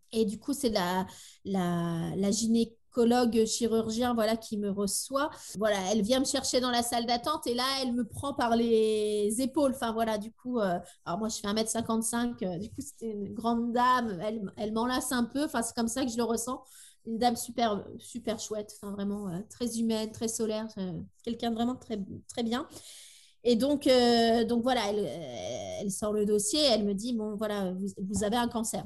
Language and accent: French; Tours, Centre-Val de Loire, France; moved away as an adult; now in Brittany, France; Nous habitons en Bretagne, depuis dix ans, on est des Tourangeaux exilés euh, par ici